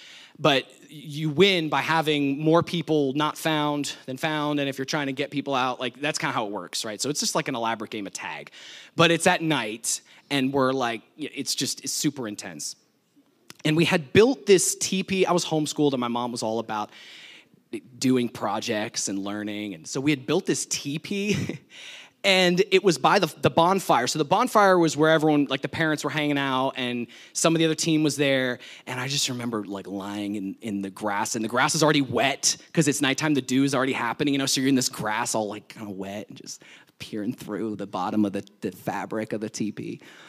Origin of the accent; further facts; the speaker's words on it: New Jersey, United States; this was at my parents' house when I was growing up in New Jersey. They have some land, and we're in the woods, kind of, and we had a couple horses